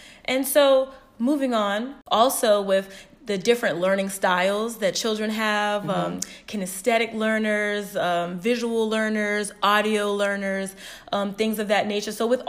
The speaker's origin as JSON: {"language": "English", "town": "Norfolk", "region": "Virginia", "country": "United States", "tie": "born or raised there", "said": "my hometown, Norfolk, Virginia"}